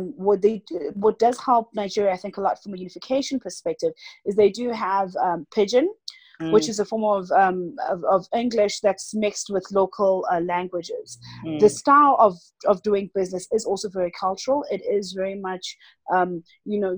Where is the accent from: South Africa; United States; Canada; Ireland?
South Africa; my own country. So I come from South Africa